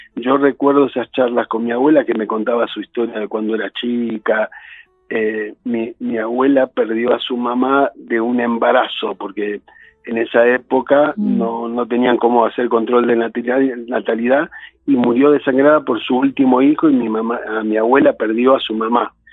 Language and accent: Spanish; San Justo, Buenos Aires Province, Argentina; nací en San Justo, que es la capital del partido de La Matanza